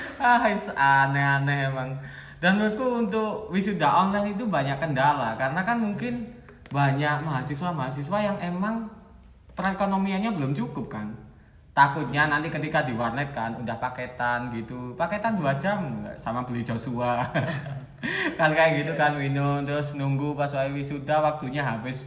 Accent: Batu, East Java, Indonesia; Kalau aku itu dari Batu, asalnya

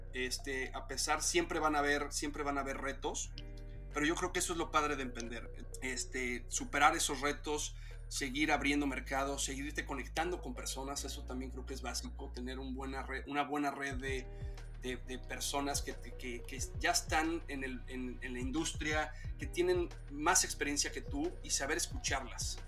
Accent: Mexico City, Mexico; Somos de la Ciudad de México. De ahí, nacimos, ahí crecimos y, y algunos de nosotros, … y yo, ahí seguimos.

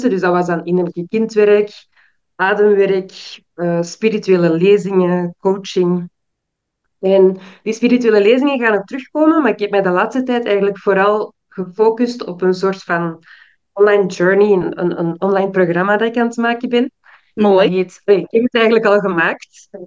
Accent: Belgium; also born or lived in Suriname / Peru / Brazil; now in Ghana; ik ben in België geboren en opgegroeid. Ik heb op heel veel verschillende plaatsen in de wereld gewoond. Voornamelijk Zuid-Amerika, Suriname, Peru, Brazilië. En nu woon ik in Ghana, wat ook het land is van mijn vader.

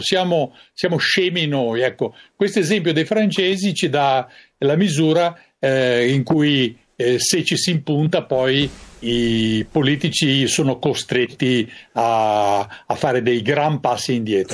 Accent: Italy

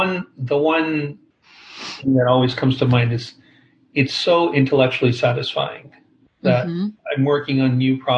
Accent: Toronto, Ontario, Canada; moved away as an adult; also born or lived in Bay Area, United States; I've been back here in Toronto, which is my hometown

